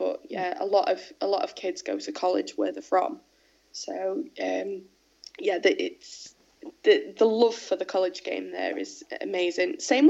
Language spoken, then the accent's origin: English; England, United Kingdom; accent: English